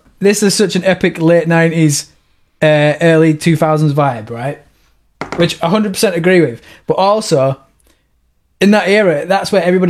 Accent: United Kingdom; Now, once again, we're British

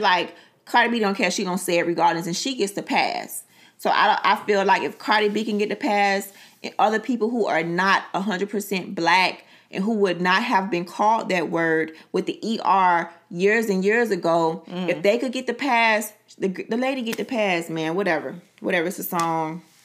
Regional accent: Miami, Florida, United States; Being born and raised in Miami

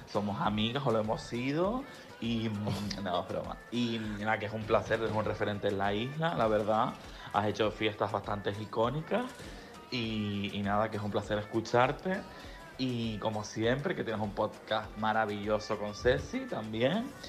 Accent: England, United Kingdom; es que la estaba pensando en inglés porque yo soy inglesa también.

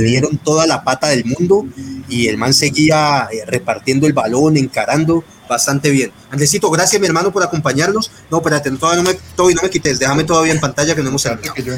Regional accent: Colombia; como buenos colombianos

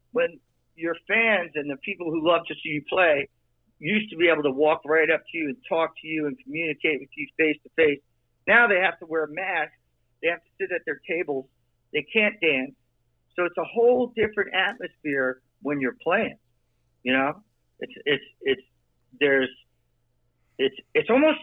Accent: New Jersey, United States; I'm from Jersey.

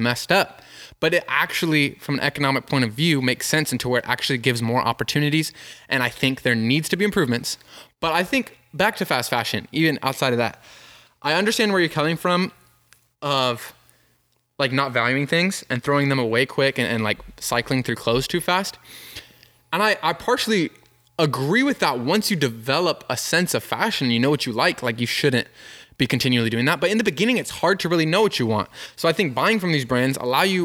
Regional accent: United States; as Americans

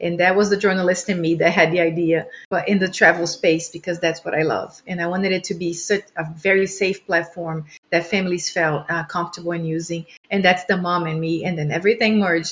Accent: Brazil; moved away as an adult; now in United States; I am from Brazil originally, immigrated to the U.S. 16 years ago

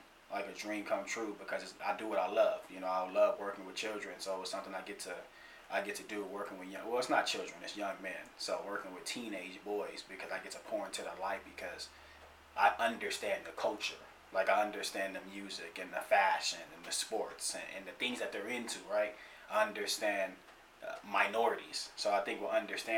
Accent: Pasadena, California, United States; Born and raised in Pasadena, California

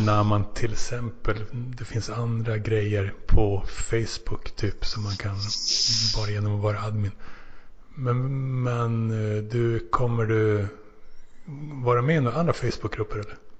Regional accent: Finland; now in Sweden; som finne

